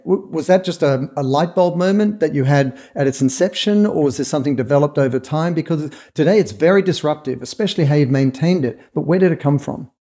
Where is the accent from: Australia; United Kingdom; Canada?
Australia; moved away; as an Australian, I made the pilgrimage to Saatchi and Saatchi and Charlotte Street in London